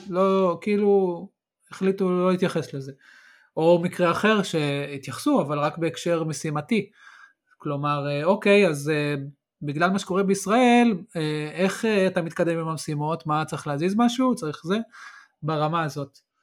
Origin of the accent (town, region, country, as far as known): Israel